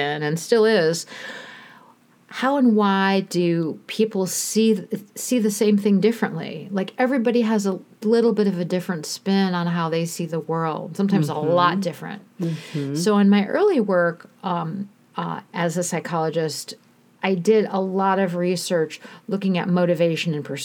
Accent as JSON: {"language": "English", "town": "Cleveland", "region": "Ohio", "country": "United States", "tie": "born or raised there", "said": "I grew up in Cleveland, working class background"}